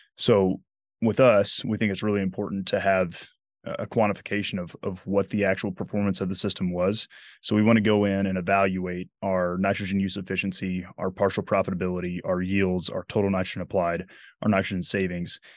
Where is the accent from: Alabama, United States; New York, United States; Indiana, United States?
Alabama, United States; Dothan; moved away as an adult; also born or lived in Massachusetts / Nebraska; now in Lincoln, United States; my hometown is Dothan, Alabama, which is the self-proclaimed peanut capital